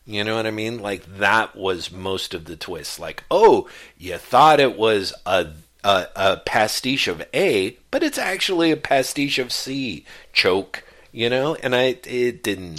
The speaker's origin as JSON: {"language": "English", "country": "United States", "tie": "born or raised there", "said": "me being raised as an American kid"}